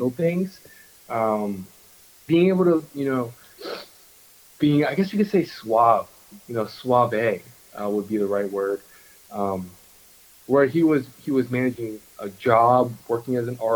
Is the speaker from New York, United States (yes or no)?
yes; Long Island, Suffolk County, New York, United States; also born or lived in Manhattan, New York; I grew up in Long Island, in Suffolk County